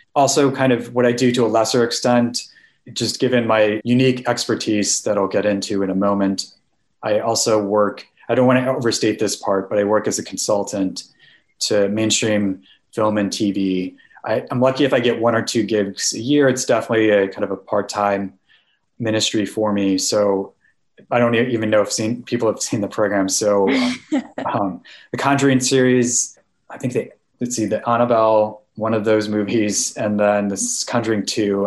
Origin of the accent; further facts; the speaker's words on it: Naperville, Illinois, United States; moved away; I'm originally from Naperville, Illinois